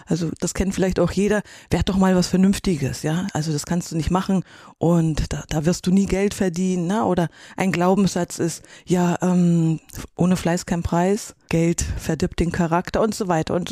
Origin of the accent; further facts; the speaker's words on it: Erfurt, Thuringia, Germany; born there; now in Kühlungsborn, Germany; Gebürtig bin ich aus Erfurt, eine Puffbohne, sagte man in der ehemaligen